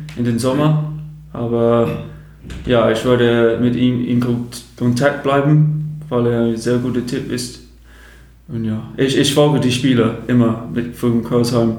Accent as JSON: {"language": "German", "town": "Chatham", "region": "South East England", "country": "United Kingdom", "tie": "born or raised there", "second_language": "German", "moved": "as an adult", "lives_now": "Germany", "said": "die Stadt heißt ähm, Chatham"}